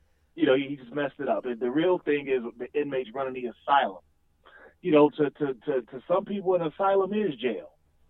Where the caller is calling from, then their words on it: Cincinnati, Ohio, United States; I'm just calling from Cincinnati.